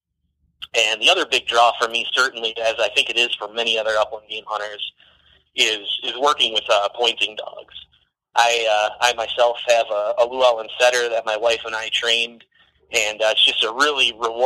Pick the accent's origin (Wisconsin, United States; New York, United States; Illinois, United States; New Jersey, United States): Wisconsin, United States; Wisconsin Dells; also born or lived in Kingsville, Texas; I grew up in the Wisconsin Dells area